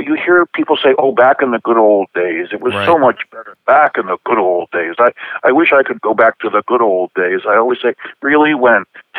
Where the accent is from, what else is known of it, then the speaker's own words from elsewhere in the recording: Buffalo, New York, United States; Well, Buffalo at that time and still today is mainly a middle-class town. It was mainly working class when I was young.